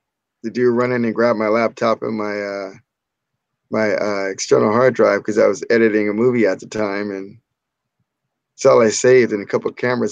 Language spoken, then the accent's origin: English; Orange County, California, United States; I'm from Orange County. We're from Orange County.